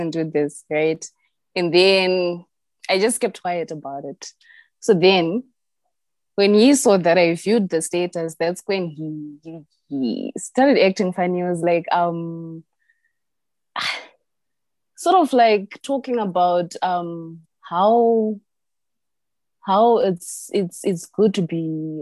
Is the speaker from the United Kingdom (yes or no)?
no; Gweru, Midlands, Zimbabwe; I'm from Gweru